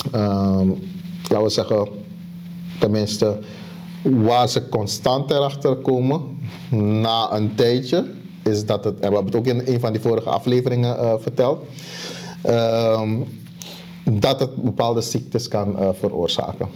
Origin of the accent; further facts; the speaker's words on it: Suriname; ik kom uit Suriname